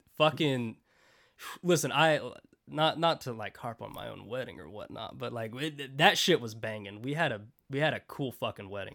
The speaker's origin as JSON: {"language": "English", "country": "United States", "said": "resident American"}